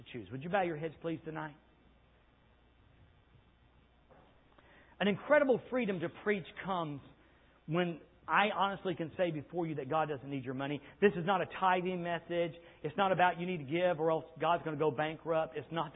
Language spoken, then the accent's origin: English; United States; the curse of being an American.